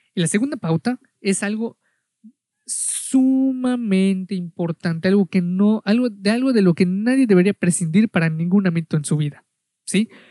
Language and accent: Spanish; Mexico; yo soy de México